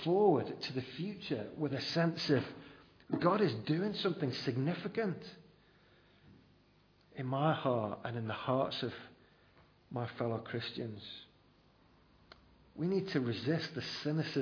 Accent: United Kingdom; We're very reserved as British people

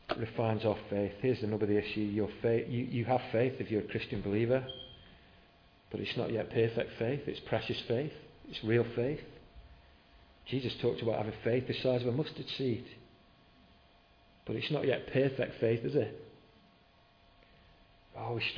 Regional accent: United Kingdom; We're very British

